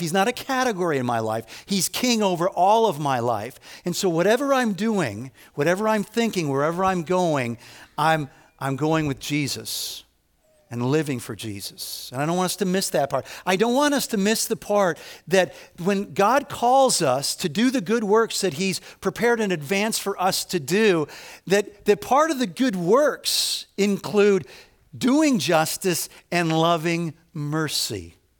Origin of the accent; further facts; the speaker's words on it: Evanston, Illinois, United States; I grew up in Evanston, Illinois, so it's the first suburb north of Chicago